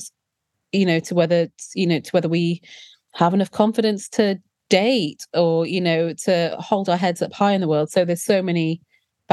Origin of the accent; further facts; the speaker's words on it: South Wales, United Kingdom; growing up in South Wales as a plus-sized, dark-skinned Indian girl in the 90s